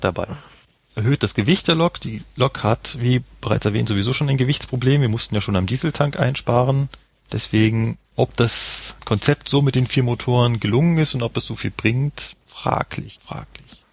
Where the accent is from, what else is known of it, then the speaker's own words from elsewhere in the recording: Berlin, Germany; now in Munich, Germany; ich komme ja ursprünglich aus Berlin